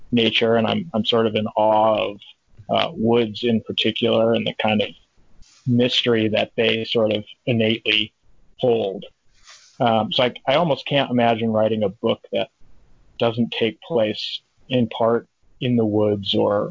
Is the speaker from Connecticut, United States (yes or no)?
yes; northwestern Connecticut, United States; up to the tip of Connecticut, it's about, you know, 95% wooded. So that's the town I grew up